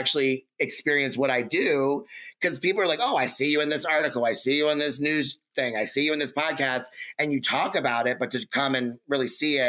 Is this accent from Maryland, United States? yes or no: yes; Baltimore, Maryland, United States; Baltimore born, raised from Baltimore